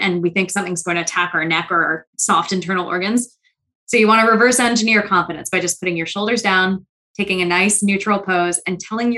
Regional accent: New York City, New York, United States; I'm from New York City and I talk fast already

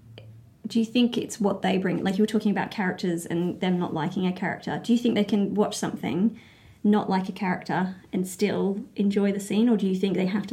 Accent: England, United Kingdom; born there; I was born in England, so I'm born somewhere else, but what did I get? English, and then Australian.

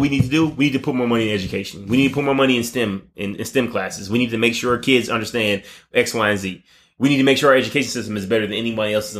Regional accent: United States; we as the American people

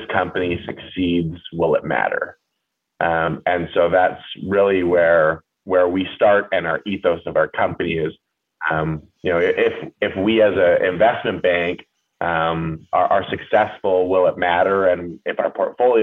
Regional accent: Port Moody, British Columbia, Canada; I grew up just outside of Vancouver. I'd call Port Moody my hometown

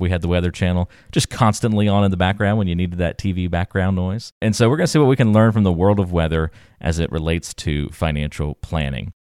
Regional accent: East Coast, United States; Growing up on the East Coast, we just had a basement

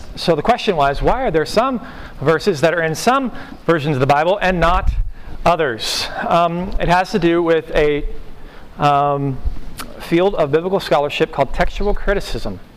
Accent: Oklahoma, United States; I'm from Oklahoma. That's all how we talk. We talk in those little, you know, homespun kind of you know phrases.

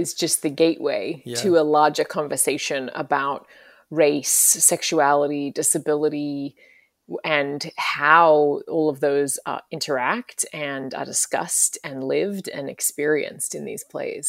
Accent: Brisbane, Queensland, Australia; also born or lived in London; now in United States; And I'm from Brisbane, Australia, originally, and I've also lived over here in the States for quite a few years now. I've lived in London as well.

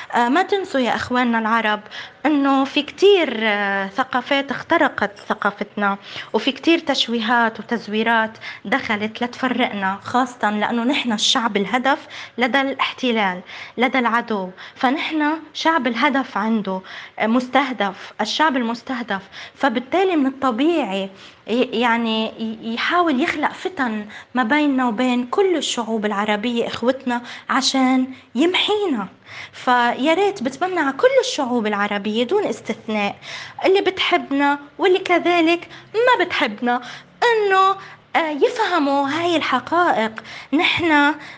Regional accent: Palestine; أنا كابنة فلسطين

